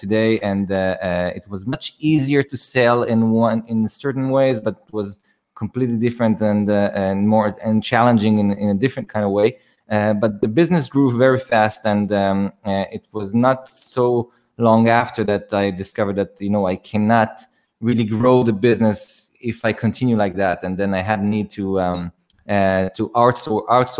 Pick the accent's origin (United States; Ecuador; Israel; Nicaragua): Israel; I'm from Israel. I was born in Israel, and I go back and forth to the Philippines all the time.